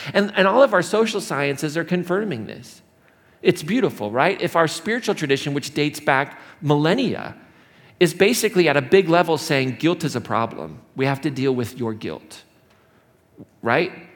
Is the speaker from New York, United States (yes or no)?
no; Indiana, United States; moved away as an adult; now in Colorado, United States; the Midwest where I grew up or in Indiana